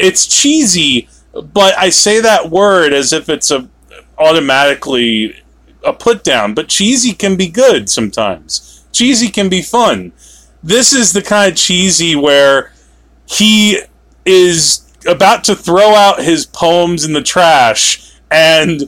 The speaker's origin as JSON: {"language": "English", "region": "New Jersey", "country": "United States", "said": "we are from New Jersey"}